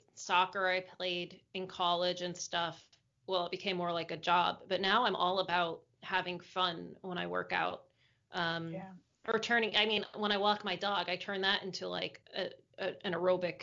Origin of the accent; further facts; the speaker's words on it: United States; first language English; Like most Americans